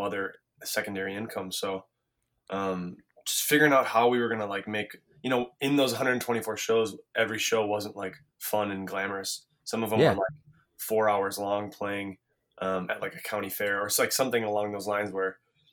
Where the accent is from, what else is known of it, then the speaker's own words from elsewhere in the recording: Minneapolis, Minnesota, United States; growing up in Minneapolis